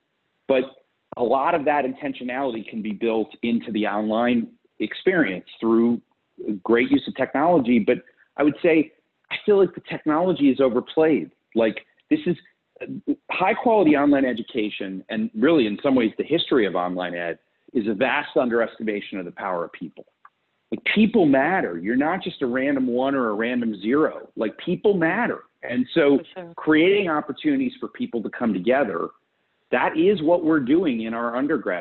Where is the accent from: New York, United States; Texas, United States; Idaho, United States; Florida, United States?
Florida, United States; South; also born or lived in Fort Lauderdale; I grew up in South Florida